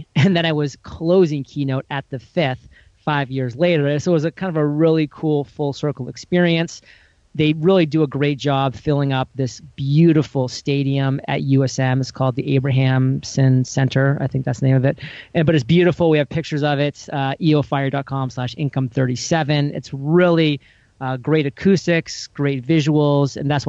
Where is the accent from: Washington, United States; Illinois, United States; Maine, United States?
Maine, United States; moved away; my home state where I grew up. And, you know, Maine is that small state. I mean, it's 1 million people